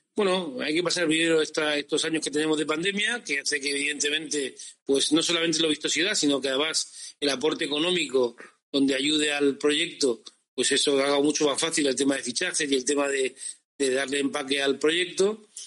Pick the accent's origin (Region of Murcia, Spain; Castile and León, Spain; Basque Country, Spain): Region of Murcia, Spain; Cartagena; nosotros somos súper cartageneros